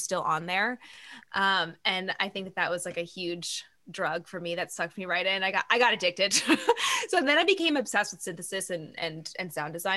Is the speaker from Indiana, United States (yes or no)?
no; Eugene, Oregon, United States; So I was born and raised in Eugene, Oregon.